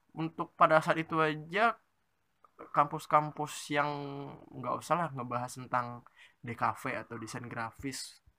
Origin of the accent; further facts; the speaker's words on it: Pekanbaru, Riau, Indonesia; moved away; gua itu SMP-nya di Pekanbaru Riau bagi nggak tahu Pekanbaru Riau itu ada di Sumatera